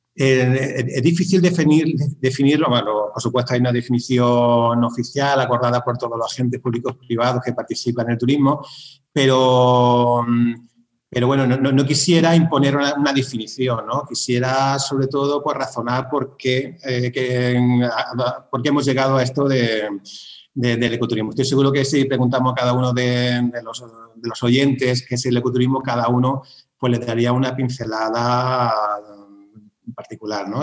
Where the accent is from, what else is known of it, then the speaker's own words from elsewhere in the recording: Sierra de Cazorla, Andalusia, Spain; Yo soy de la Sierra de Cazorla, en la provincia de, de en Andalucía.